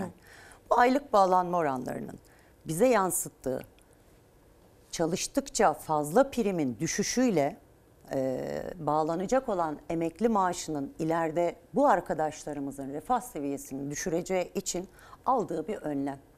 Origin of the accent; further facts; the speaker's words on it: Turkey; Biz Türkiye Cumhuriyeti'nde doğduk. Burası memleketimiz, ülkemiz